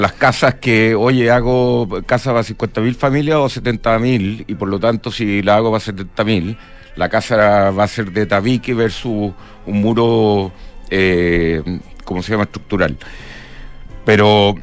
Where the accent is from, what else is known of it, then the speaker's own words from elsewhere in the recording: Chile; nosotros como chilenos